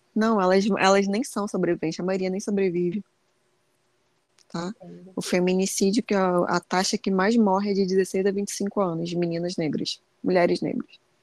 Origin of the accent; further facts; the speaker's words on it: Rio de Janeiro, Brazil; Sou carioca